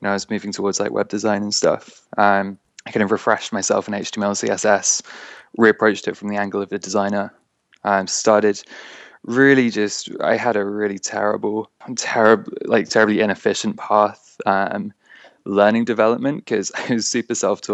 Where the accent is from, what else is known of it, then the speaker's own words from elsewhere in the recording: London, United Kingdom; I'm from London